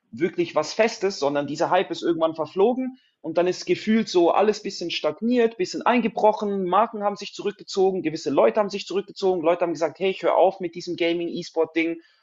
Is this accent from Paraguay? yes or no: no; Switzerland; now in Zurich, Switzerland; ich, ich, wohne in Zürich, ich komme aus der Schweiz.